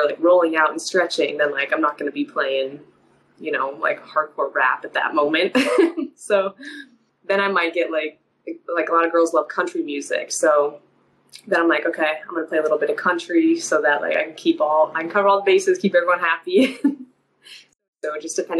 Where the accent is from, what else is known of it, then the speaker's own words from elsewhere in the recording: Kansas City, Missouri, United States; I'm from Kansas City.